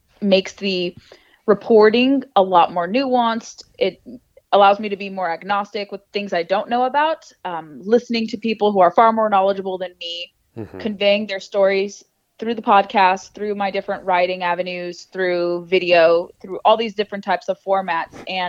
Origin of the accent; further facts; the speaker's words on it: Southern California, United States; moved away as an adult; now in Washington, D.C., United States; I grew up in Southern California, moved to the DC area about 10 years ago